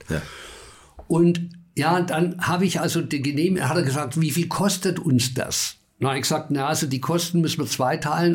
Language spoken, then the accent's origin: German; Bavaria, Germany; ich bin in Bayern geboren